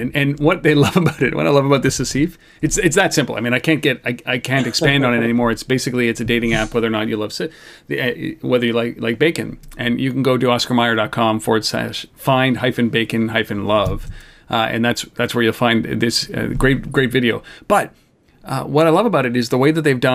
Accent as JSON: {"language": "English", "country": "Canada", "said": "we're Canadian. We're a nation of beer drinkers."}